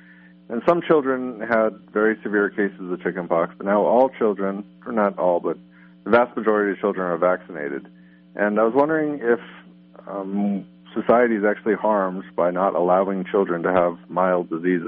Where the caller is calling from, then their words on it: Arizona, United States; Hi, I'm from Arizona, and my question is about childhood illnesses.